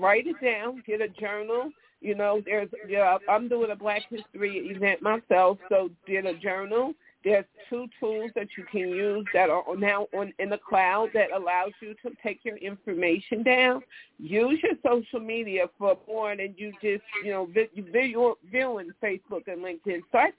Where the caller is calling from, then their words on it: Chicago, Illinois, United States; I am calling from Chicago